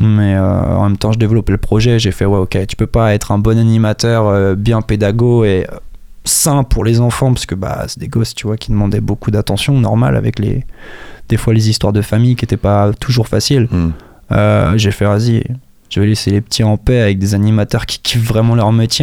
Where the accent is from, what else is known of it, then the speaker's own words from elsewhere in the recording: Juvardeil, Pays de la Loire, France; also born or lived in Les Ponts-de-Cé; now in Angers, France; je suis né à Angers, mais pour aller un peu plus loin dans la réponse, j'ai grandi entre la petite section et la fin du CP au Pont de C. En fait, à partir du Pont de C, de la fin du CP, pardon, je suis parti à Juvardeil, qui est un petit bled derrière Tiercé